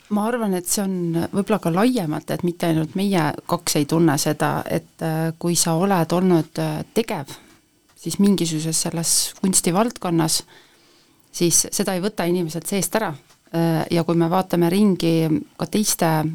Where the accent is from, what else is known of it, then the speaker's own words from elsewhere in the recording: Põltsamaa, Jõgeva County, Estonia; also born or lived in Tallinn; ma lähen ikkagi ka Põltsamaale, et see on minu kodukoht